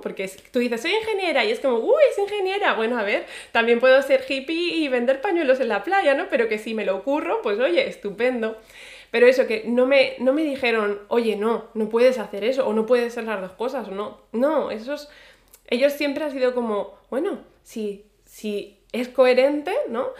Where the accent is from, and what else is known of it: Spain; moved away as an adult; also born or lived in Ireland